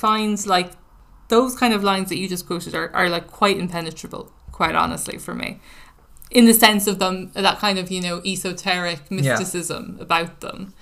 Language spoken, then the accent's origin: English; Ireland; I grew up in Ireland, went to Catholic school